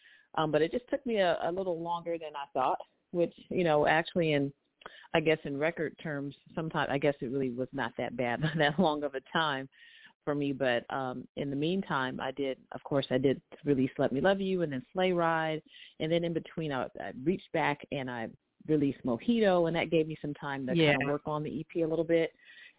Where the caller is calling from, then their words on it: Long Beach, California, United States; I'm calling from Long Beach, California